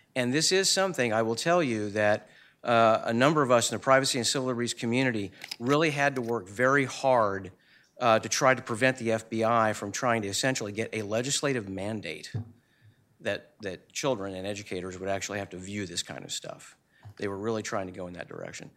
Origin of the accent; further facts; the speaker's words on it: Southwest Missouri, United States; I'm from Southwest Missouri